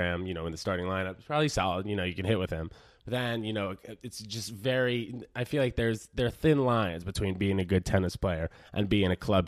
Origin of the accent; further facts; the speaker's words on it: New York, United States; also born or lived in New Jersey; I was born there. I grew up in New Jersey for 6 weeks before I moved to New York, before I hopped over the pond, I suppose.